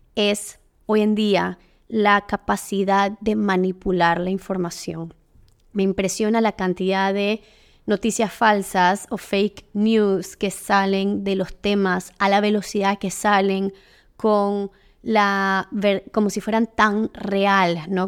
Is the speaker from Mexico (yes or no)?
no; Panama; aquí en mi país, en Panamá